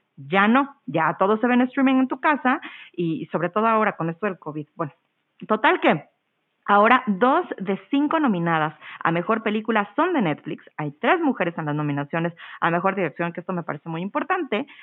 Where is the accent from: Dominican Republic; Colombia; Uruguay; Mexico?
Mexico; soy mexicana y yo crecí viendo telenovelas